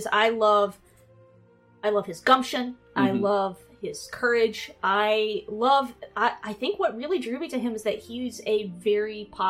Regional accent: East Tennessee, United States; I'm from East Tennessee

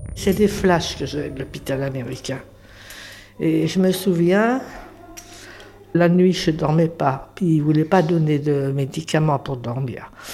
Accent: Paris, Île-de-France, France; je suis né à Paris, je, suis jumelle avec un garçon. On était des enfants de Montmartre

